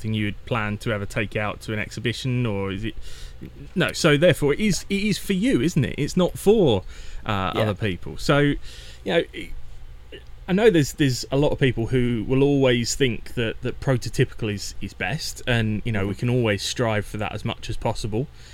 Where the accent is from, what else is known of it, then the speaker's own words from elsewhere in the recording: Essex, East of England, United Kingdom; moved away; until I was 18, I grew up in Essex